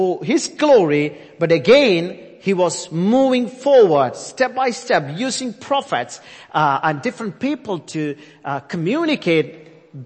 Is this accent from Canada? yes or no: no; India; also born or lived in Cambodia; now in United Kingdom; I born and brought up in India, so Rajas is a part of the culture